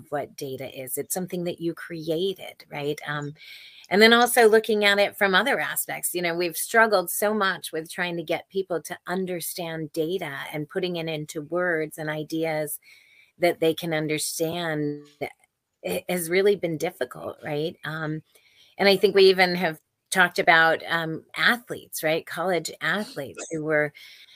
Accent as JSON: {"language": "English", "area": "Silicon Valley", "region": "California", "country": "United States", "tie": "born or raised there", "said": "I was born and raised in Silicon Valley"}